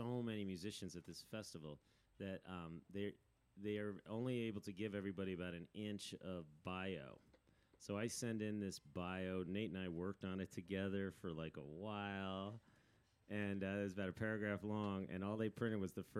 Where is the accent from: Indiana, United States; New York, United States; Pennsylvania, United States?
New York, United States; Irvington; moved away; up to my hometown in Irvington, New York